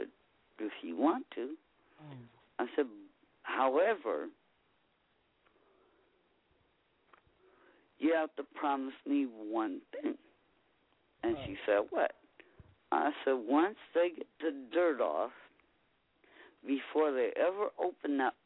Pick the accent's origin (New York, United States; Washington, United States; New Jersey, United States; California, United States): California, United States; 126th and Mona; I grew up 126th in Mona and 118th in Mona. I grew up there.